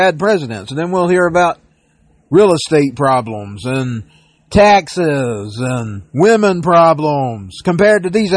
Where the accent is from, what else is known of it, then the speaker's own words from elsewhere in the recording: United States; being an American